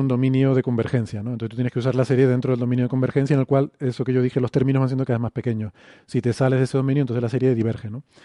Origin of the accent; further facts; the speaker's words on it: Canary Islands, Spain; la pronunciación, incluso la S, por ejemplo, en, Canarias la, la, hacemos más suave